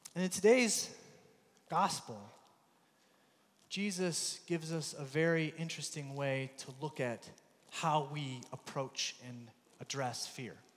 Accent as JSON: {"language": "English", "country": "United States", "also_born_or_lived": "Belfast", "accent": "American", "moved": "yes"}